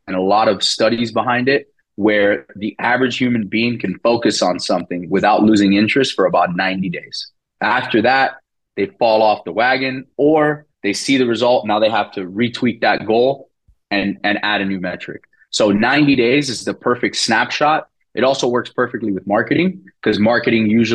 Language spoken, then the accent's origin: English; Miami, Florida, United States; first language Spanish; English is a second language; now in Fort Lauderdale, United States; I'm born and raised in Miami. I live in Fort Lauderdale now.